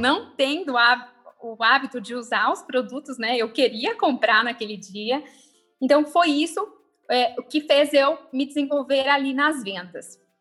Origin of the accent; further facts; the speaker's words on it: Osasco, São Paulo, Brazil; sou nascida em Osasco.